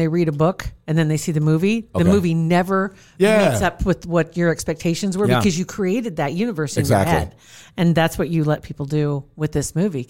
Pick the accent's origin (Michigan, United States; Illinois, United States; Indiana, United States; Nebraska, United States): Nebraska, United States; Ashland; I'm from Ashland.